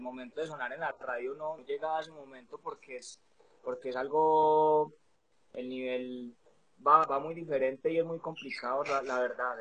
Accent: Medellín, Antioquia, Colombia; artista y productor urbano de Medellín, Colombia

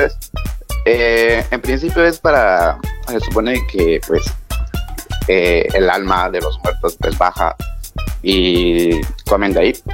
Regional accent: Mexico; Yo soy mexicano

